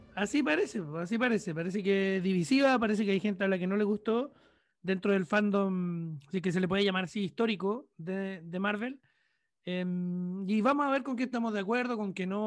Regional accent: Chile; soy un periodista chileno de humilde trayectoria

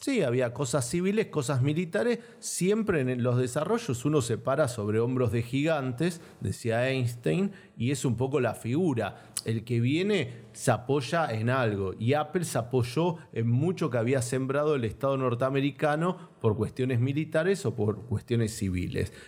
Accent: Argentina

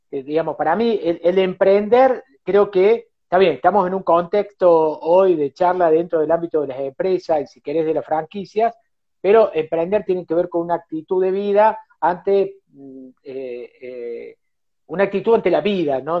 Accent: Cosquín, Córdoba, Argentina; yo nací en Cosquín, eh, viví en Cosquín, un, pueblo chico

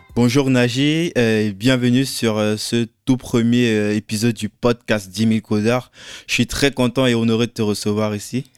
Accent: Cameroon; moved away; moi je viens du Cameroun

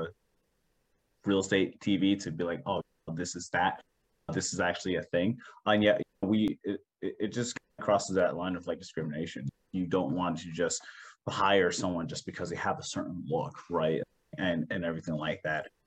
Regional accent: New Jersey, United States; now in Maryland, United States; originally I'm from New Jersey

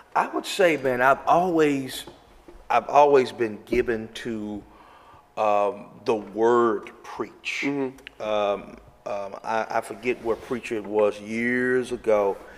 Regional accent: Memphis, Tennessee, United States; now in Arizona, United States; I was born and raised in Memphis, Tennessee.

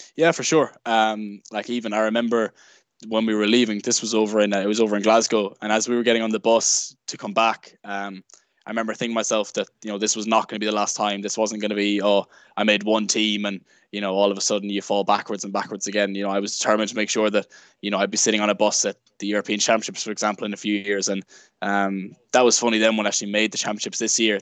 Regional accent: Sligo, Connacht, Ireland; also born or lived in Galway; I'm originally from Sligo

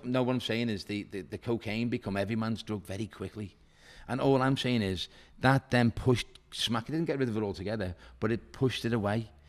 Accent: Liverpool, North West England, United Kingdom; I'm from Walton, you know, Dane Street where the Spellow Pub is. That's where I'm from, County Road.

